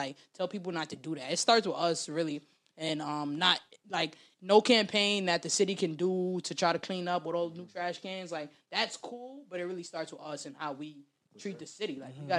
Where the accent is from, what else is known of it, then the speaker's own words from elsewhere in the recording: New York City, New York, United States; I'm born and raised in the South Bronx.